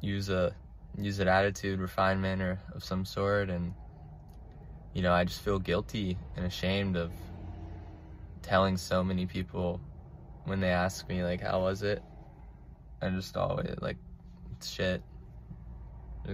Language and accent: English; St. Augustine, Florida, United States; I'm from Northeast Florida, St. Augustine